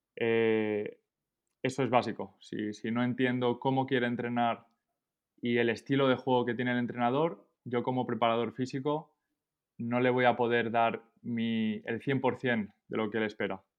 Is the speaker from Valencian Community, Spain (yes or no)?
no; Esparreguera, Catalonia, Spain; moved away as an adult; also born or lived in Minnesota, United States / Bonn, Germany; now in Paris, France; yo soy de, un pueblo de Barcelona, se llama Esparraguera